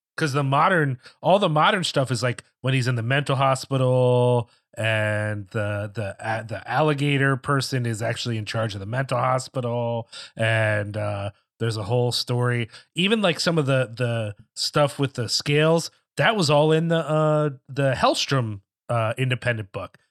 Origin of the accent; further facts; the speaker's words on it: Philadelphia, Pennsylvania, United States; me growing up more in the Philly area